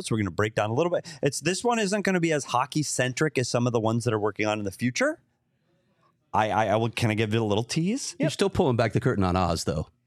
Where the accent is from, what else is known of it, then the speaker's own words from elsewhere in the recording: Minnesota, United States; Well, we didn't bring any water. We're here from Minnesota.